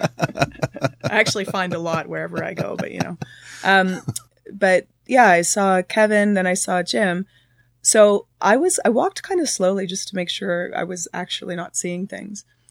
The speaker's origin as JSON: {"language": "English", "town": "Thunder Bay", "region": "Ontario", "country": "Canada", "moved": "yes", "lives_now": "Toronto, Canada", "said": "I'm originally from Thunder Bay"}